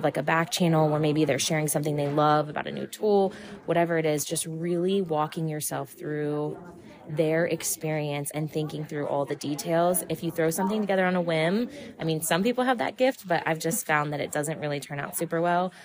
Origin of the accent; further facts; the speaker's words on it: New Oxford, Pennsylvania, United States; I am from New Oxford, Pennsylvania, and I am the principal at Conowago Township Elementary School